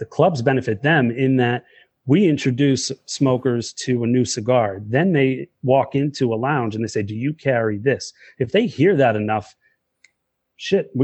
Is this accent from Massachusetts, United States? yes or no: yes; Worcester, Massachusetts, United States; moved away as an adult; also born or lived in Brookline, Massachusetts / Waltham, Massachusetts; now in Northeast Ohio, United States; I grew up born and raised in Worcester, Mass.